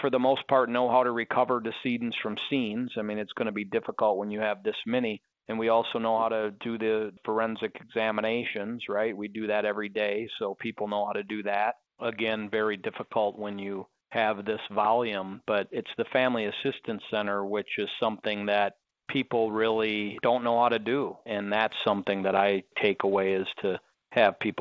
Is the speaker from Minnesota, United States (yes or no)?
yes; Minnesota, United States; now in Las Vegas, United States; I grew up in Minnesota and played hockey all my life